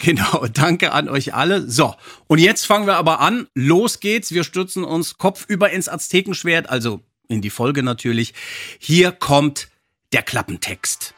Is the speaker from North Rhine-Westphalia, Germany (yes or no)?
no; Frankfurt am Main, Hesse, Germany; Frankfurt am Main, meiner Heimatstadt